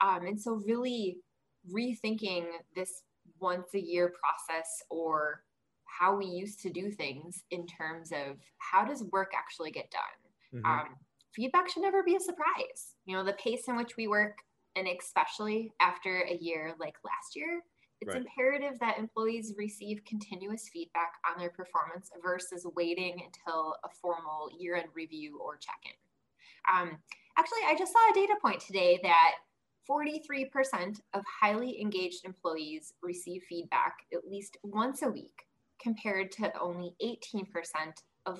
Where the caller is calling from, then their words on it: Chicago, Illinois, United States; Currently, I'm in Chicago. It is not sunny here.